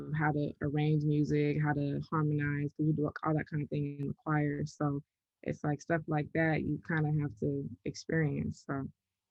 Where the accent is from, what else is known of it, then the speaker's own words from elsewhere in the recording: Sacramento, California, United States; moved away as an adult; now in Los Angeles, United States; growing up in Sacramento just taught me the game